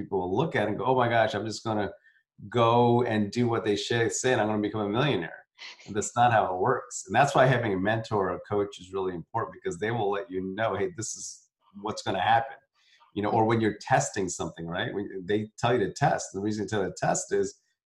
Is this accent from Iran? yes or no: no; South India, India; I'm from, I'm South Indian.